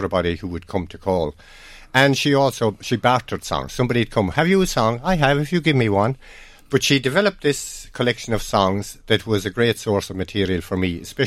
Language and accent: English; Ireland; When I was a child growing up in Carlestrann, I grew up in a musical family